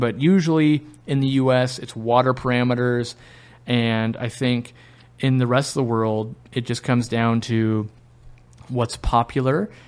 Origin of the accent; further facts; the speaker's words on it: United States; as an American